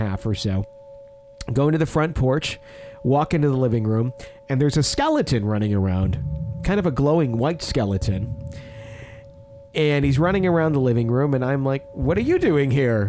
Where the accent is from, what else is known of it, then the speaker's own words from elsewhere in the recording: Fond du Lac, Wisconsin, United States; now in Kansas, United States; a funeral home I was in several times as a child in Fond du Lac in my hometown